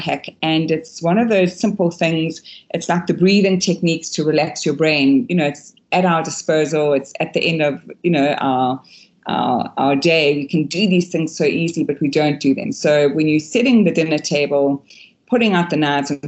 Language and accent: English; Durban, KwaZulu-Natal, South Africa; I was brought up in KwaZulu-Natal, Durban, where it's really, really warm.